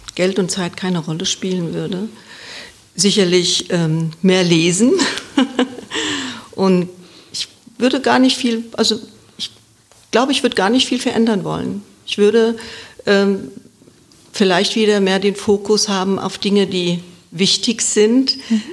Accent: Wiesbaden, Hesse, Germany; ich bin gebürtige Wiesbadenerin

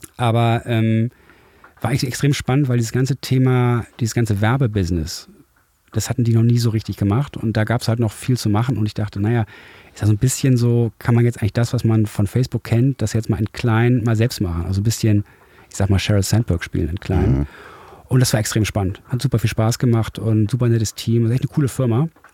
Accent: Düsseldorf, North Rhine-Westphalia, Germany; moved away as an adult; now in Hamburg, Germany; Ich bin aber in Düsseldorf aufgewachsen und war als Kind oft hier.

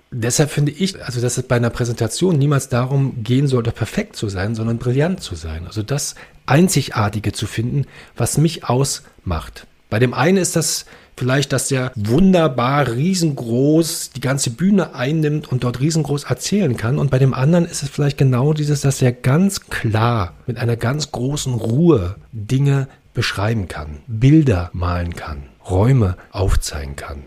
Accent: Berlin, Germany; now in Brandenburg, Germany; ich bin äh, in Brandenburg geboren, Berlin aufgewachsen, jetzt lebe ich wieder in Brandenburg.

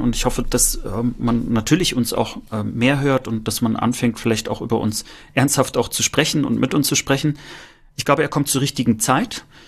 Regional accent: northern East Germany, Germany; wenn ich sage, ich komme aus dem Norden, wird gesagt, nee, du kommst nicht aus dem Norden, du kommst ja aus dem Osten

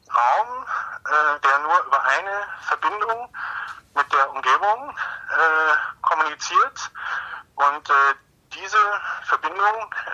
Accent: Munich, Bavaria, Germany; Ich komme aus München, ist also nicht, nicht allzu weit bis zur Adria oder zum Tyrrhenischen Meer

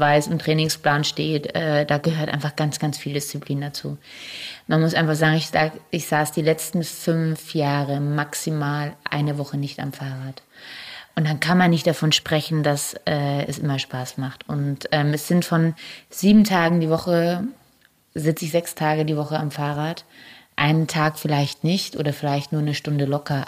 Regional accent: Germany; wir als Deutsche

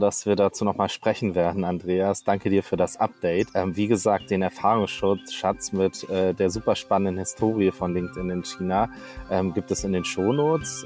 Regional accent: Germany; als Deutscher

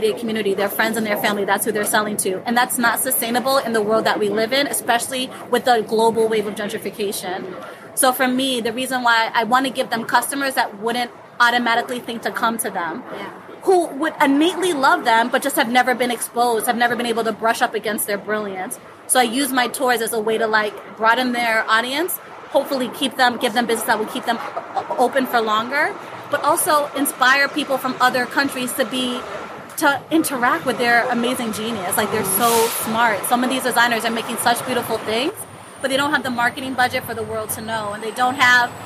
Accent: Florida, United States; also born or lived in Jamaica / Harlem, New York; now in New York, United States; I'm Jamaican. I grew up in Florida

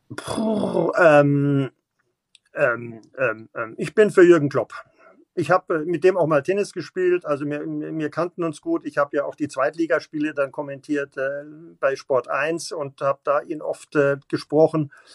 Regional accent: Munich, Bavaria, Germany; Auch als Bayer, äh, Bayer und äh, als, als Münchner hier

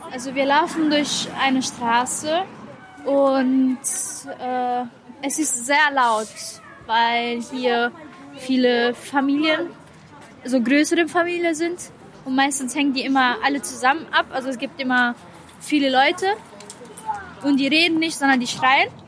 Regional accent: Rome, Lazio, Italy; now in Duisburg, Germany; Vor allem halt Duisburg ist eine kleine Stadt und ich bin halt in Rom aufgewachsen. Rom ist halt riesig.

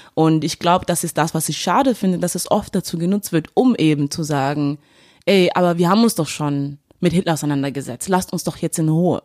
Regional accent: Duisburg, North Rhine-Westphalia, Germany; now in Cologne, Germany; ich komme aus Duisburg

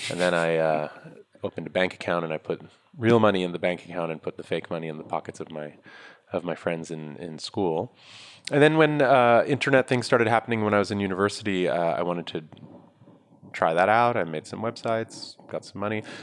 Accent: New York, United States; I'm from originally. New York. Yeah, I was born here, grew up here. My family's from India, and I lived almost my whole life in New York.

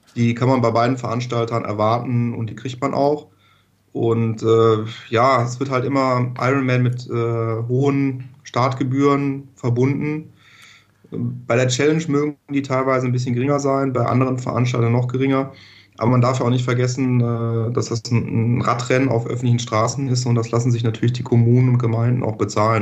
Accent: Düsseldorf, North Rhine-Westphalia, Germany; also born or lived in Hamburg; ich komme aus Düsseldorf

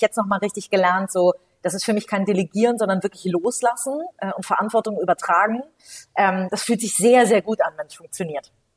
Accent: Hamburg, Germany; gebürtige Hamburgerin, ähm, habe hier ähm, bin hier zur Schule gegangen, habe hier studiert

